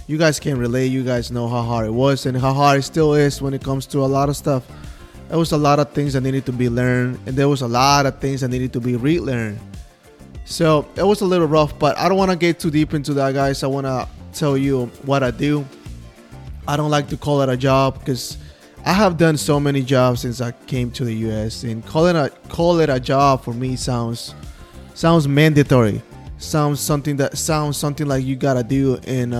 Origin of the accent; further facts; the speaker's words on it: Guatemala City, Guatemala Department, Guatemala; English is a second language; moved away as an adult; also born or lived in Manassas, Virginia, United States; now in United States; I'm from Guatemala City. That is what the accent is from